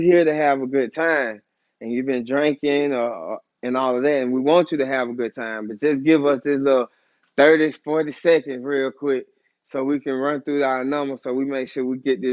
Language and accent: English; College Park, United States; Coming from where I come from College Park.